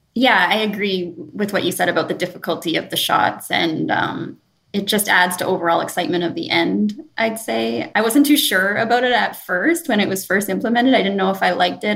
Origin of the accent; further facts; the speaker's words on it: Sudbury, Ontario, Canada; my hometown in Sudbury